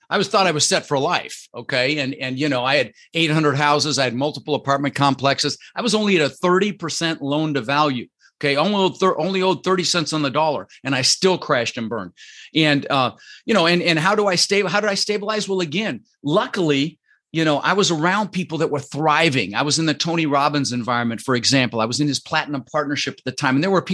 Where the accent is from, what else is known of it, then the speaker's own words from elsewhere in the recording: Netherlands; born there; Dutch. Yeah, I was born in Holland, but my father was Arabic.